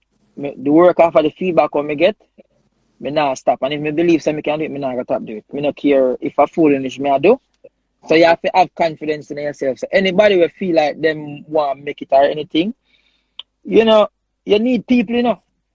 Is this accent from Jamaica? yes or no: yes; Jamaica